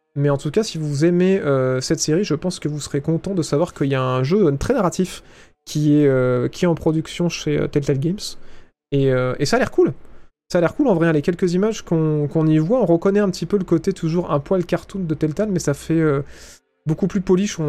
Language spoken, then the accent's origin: French; France; accent: French; mon putain d'accent français dégueulasse